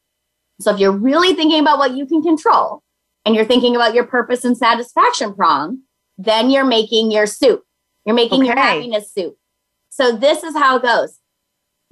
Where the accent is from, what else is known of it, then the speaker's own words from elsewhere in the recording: Minnesota, United States; I'm from Minnesota